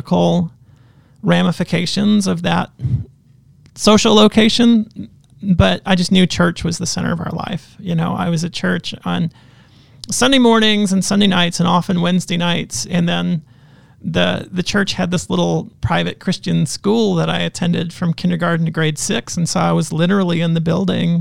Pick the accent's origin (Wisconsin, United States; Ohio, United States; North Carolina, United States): North Carolina, United States; Western; now in Southern Ontario, Canada; I grew up in, Western North Carolina. Not far from Asheville, not far from Charlotte